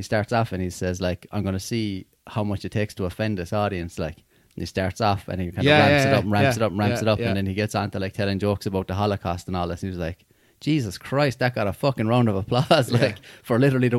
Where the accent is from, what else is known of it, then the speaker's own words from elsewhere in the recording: Limerick, Munster, Ireland; I'm from Limerick as well.